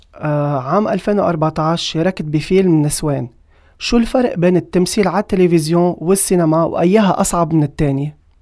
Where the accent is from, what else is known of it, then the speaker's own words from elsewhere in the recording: Lebanon; عندنا بلبنان